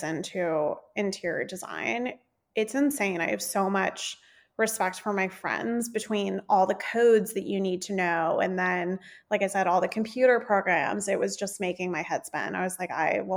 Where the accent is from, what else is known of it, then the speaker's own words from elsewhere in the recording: South Florida, United States; moved away; I grew up in South Florida